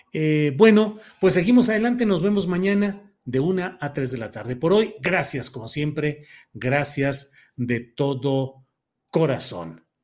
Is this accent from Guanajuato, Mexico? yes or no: no; Torreón, Coahuila, Mexico; born there; also born or lived in San Luis Potosí / Mexico City; now in Guadalajara, Mexico; Yo nací en Torreón, Coahuila más que luego ya me fui volviendo potosino y luego chilango y ahora ando acá de tapatío